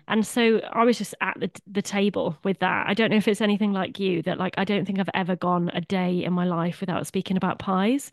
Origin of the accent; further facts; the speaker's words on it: Swansea, Wales, United Kingdom; I'm a fellow Welshy, originally from Swansea